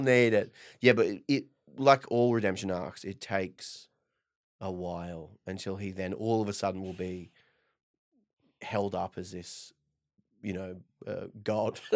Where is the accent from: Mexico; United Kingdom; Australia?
Australia; Perth, Western Australia; I'm from Perth